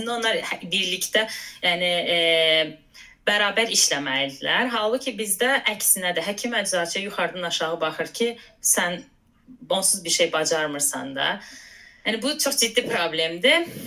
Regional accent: Azerbaijan; moved away as an adult; Azərbaycandan gəldiyim üçün, yəni hardasa şərq mədəniyyəti, nə bilim, türk mənşəli olduğum üçün

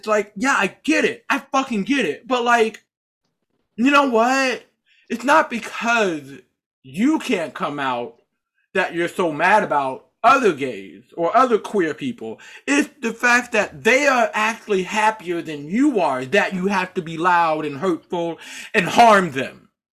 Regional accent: Charlotte, North Carolina, United States; born there; Those of you who may or may not know this, I was born in Charlotte, North Carolina.

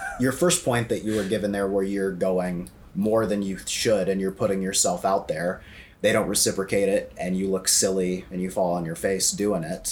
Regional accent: Iowa, United States; now in Chicago, United States; I'm from Iowa. We don't have views like that in Iowa

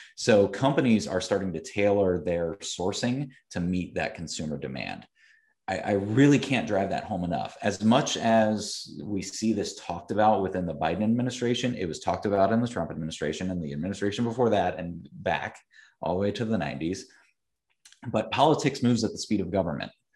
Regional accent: Columbus, Ohio, United States; I am from Central Ohio, uh, was born and raised here, um, did not grow up in the agriculture community, though. I grew up in the suburbs of Columbus

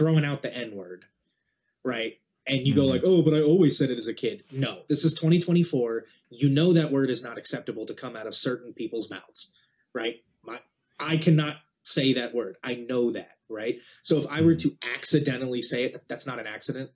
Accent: New Jersey, United States; I grew up in New Jersey as a surfer kid.

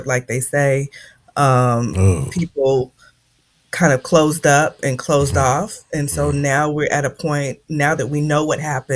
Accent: Indianapolis, Indiana, United States; moved away as an adult; I'm from Indianapolis, Indiana, born and raised. I was there all my youth and half of my adult life.

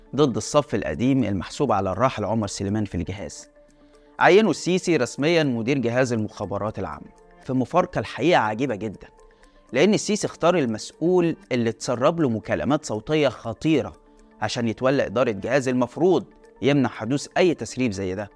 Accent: Egypt; أنا مواطن مصري

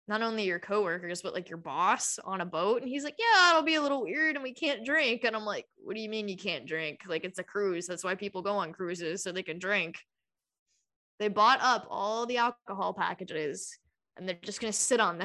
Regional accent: Georgia, United States; we grew up in Georgia

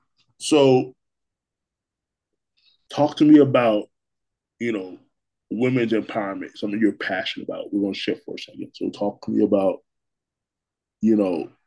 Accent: Milwaukee, Wisconsin, United States; I'm here from Milwaukee

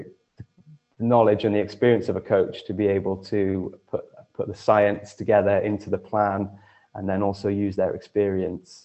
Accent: Monmouth, Wales, United Kingdom; back in my hometown of Monmouth

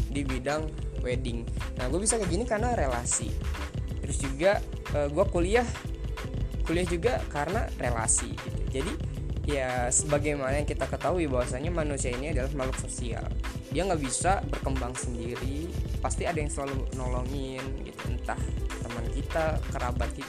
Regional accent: Bogor, West Java, Indonesia; also born or lived in Tegal; asal dari Bogor, tapi lahir di Tegal, Jawa Tengah. Jadi kalau bahasa gua ngalor ngidul, maaf ya guys ya.

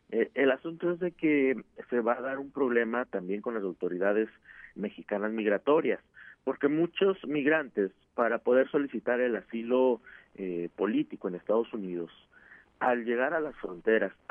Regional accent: Haiti; Yo soy haitiano.

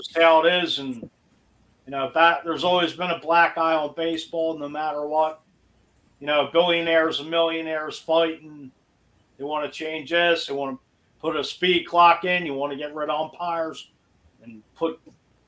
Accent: Philadelphia, Pennsylvania, United States; I'm from Philly

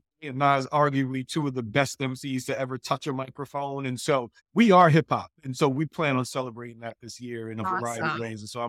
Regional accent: Queens, New York, United States; I mean, I'm a New Yorker. I'm also from Queens.

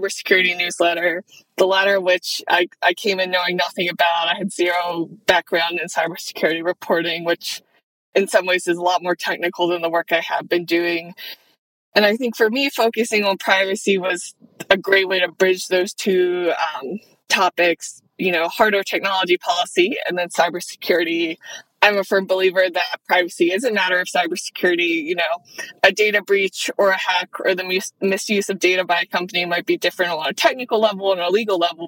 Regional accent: Maryland, United States; accent: Maryland; I grew up about an hour outside of Baltimore, though. So I am a Marylander, diehard, born and raised.

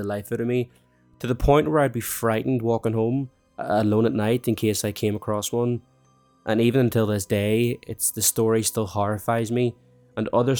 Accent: Ireland; Growing up in Ireland

